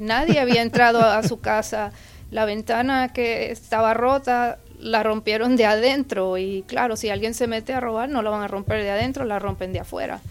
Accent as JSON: {"language": "Spanish", "country": "Puerto Rico", "moved": "yes", "lives_now": "Texas, United States", "said": "originalmente yo soy de Puerto Rico, llegué al estado de Texas en el 1982"}